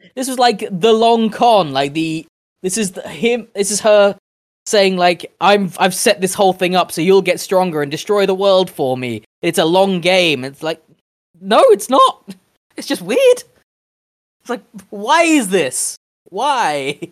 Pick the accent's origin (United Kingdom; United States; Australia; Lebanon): United Kingdom; We are British people